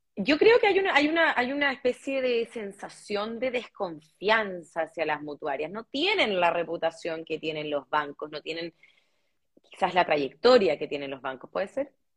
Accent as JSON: {"language": "Spanish", "country": "Chile", "said": "somos marqueros los chilenos"}